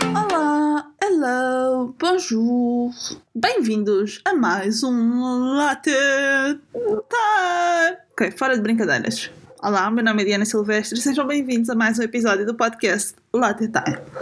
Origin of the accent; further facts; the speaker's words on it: a small village in Lisbon District, Portugal; Eu sou de Lisboa, sou de uma pequena aldeia que pertence ao distrito de Lisboa